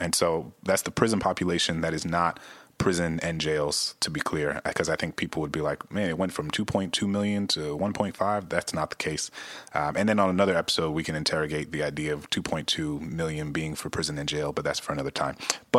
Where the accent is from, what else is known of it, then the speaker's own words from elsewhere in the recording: Louisiana, United States; my home state of Louisiana